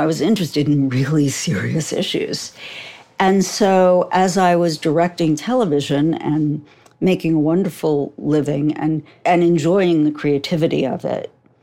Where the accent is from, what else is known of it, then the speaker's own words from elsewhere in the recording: New York, United States; I'm from New York